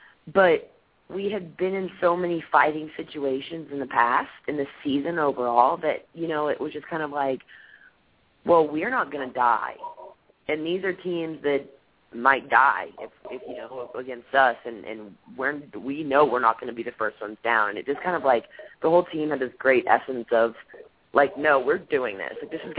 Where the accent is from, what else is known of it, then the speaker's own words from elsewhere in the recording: Austin, Texas, United States; my friends play for Texas, and it's my hometown team